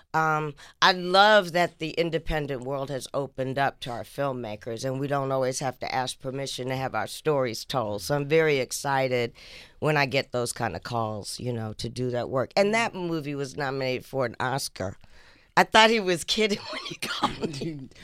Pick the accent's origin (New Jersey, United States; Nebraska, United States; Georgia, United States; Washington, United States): Georgia, United States; Atlanta; also born or lived in Boston, Massachusetts / Port Chester, New York; When we moved to Atlanta in 1968